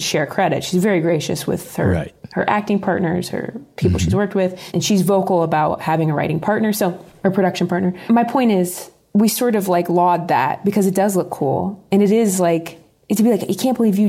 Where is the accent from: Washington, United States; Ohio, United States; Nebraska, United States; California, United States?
Ohio, United States; now in Los Angeles, United States; I grew up in Ohio